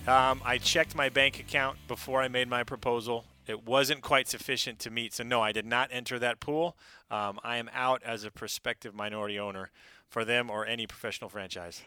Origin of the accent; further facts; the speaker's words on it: Oregon, United States; moved away as an adult; also born or lived in Pacific Northwest; now in South Carolina, United States; I grew up in Oregon